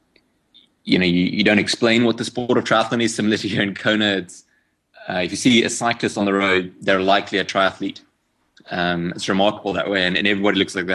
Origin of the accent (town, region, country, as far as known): South Africa